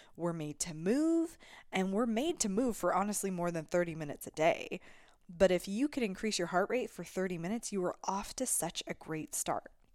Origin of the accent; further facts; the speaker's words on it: Alberta, Canada; I come from Alberta.